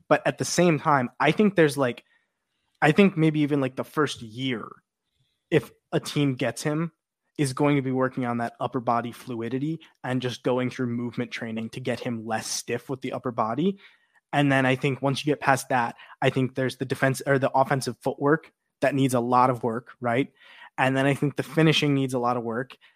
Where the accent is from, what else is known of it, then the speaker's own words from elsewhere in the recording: Chicago, Illinois, United States; my hometown Chicago